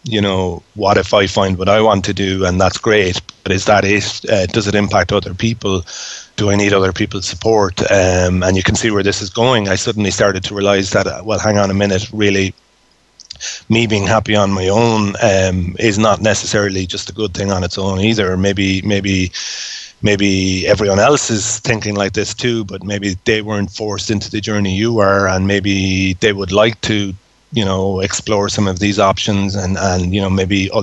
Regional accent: Cork, Munster, Ireland; moved away as an adult; also born or lived in Dublin; I trained as an engineer, an electrical engineer in Cork. I'm from Cork

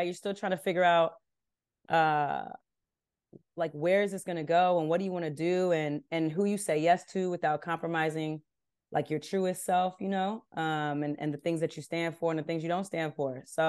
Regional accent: California, United States; I grew up in Southern California. I'm like a skater kid at the core.

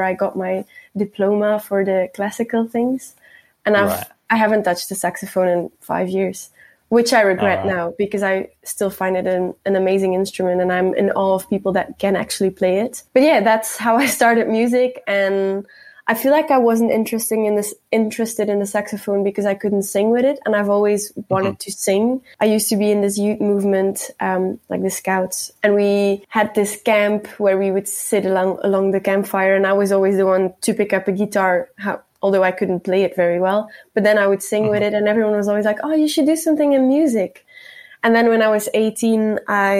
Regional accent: Flanders, Belgium; accent: Flemish; first language Dutch (Flemish); English is a second language; now in Melbourne, Australia; my Flemish is my native language

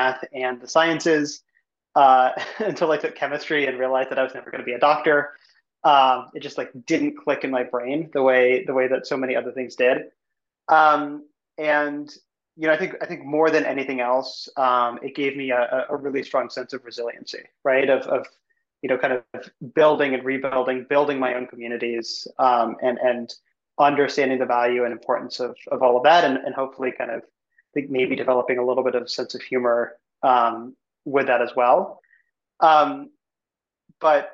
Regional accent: Evanston, Illinois, United States; I grew up in Chicago, suburb outside of Chicago called Evanston

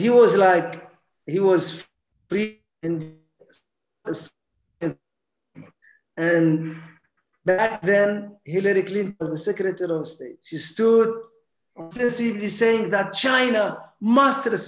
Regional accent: Mauritania; moved away

